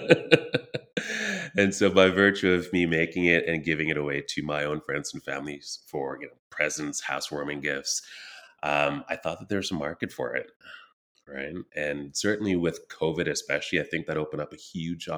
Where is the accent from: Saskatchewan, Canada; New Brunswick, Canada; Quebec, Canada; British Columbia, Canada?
Quebec, Canada; Elmer; also born or lived in Trinidad and Tobago / Ottawa, Ontario; now in Kitchener-Waterloo, Canada; I was born in Trinidad and Tobago, immigrated to Canada when I was four, and grew up around the Western Quebec, Eastern Ontario region. So small town called Elmer, Quebec, 40 minutes from Ottawa